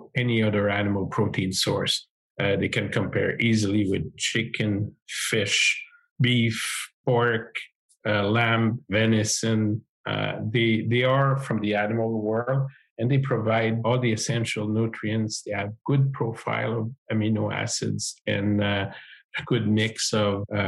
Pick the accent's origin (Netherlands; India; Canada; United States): Canada; Montreal, Quebec; I'm an agrologist from the Montreal area in Quebec.